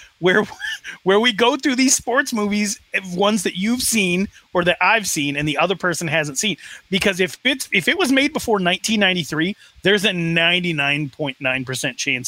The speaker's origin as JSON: {"language": "English", "region": "Wyoming", "country": "United States", "tie": "born or raised there"}